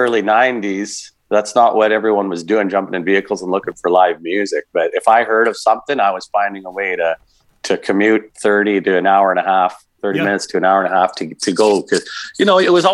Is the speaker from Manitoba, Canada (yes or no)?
yes; Manitoba, Canada; also born or lived in Thompson, Manitoba; I was born in Thompson, Manitoba, and raised on a family farm in the parkland in between the Duck Mountain and the Riding Mountain.